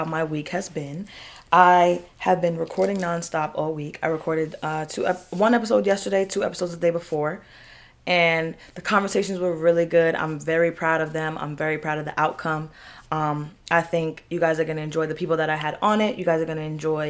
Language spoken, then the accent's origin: English; New York, United States; we're from New York, so I'm trained to be hard